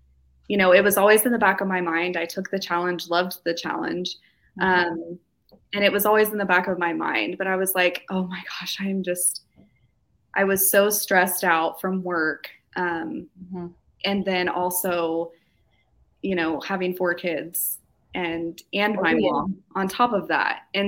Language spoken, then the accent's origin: English; Kansas, United States; Kansas, actually.